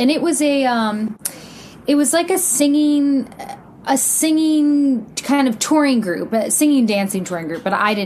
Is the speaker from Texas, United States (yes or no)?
yes; Houston, Texas, United States; I grew up in Houston, Texas.